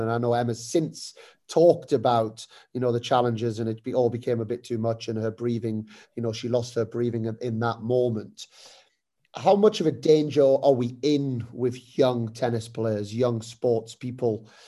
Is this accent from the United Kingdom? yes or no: yes; United Kingdom; as British people